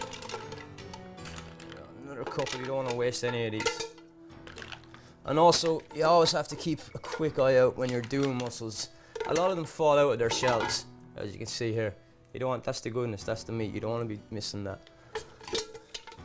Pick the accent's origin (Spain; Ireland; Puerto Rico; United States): Ireland; being Irish